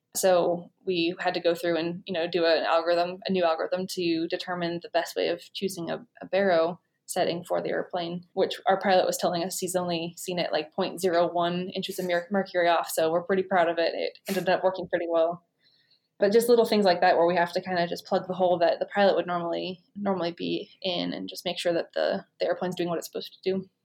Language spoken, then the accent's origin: English; Oregon, United States; also born or lived in Idaho; I'm from Oregon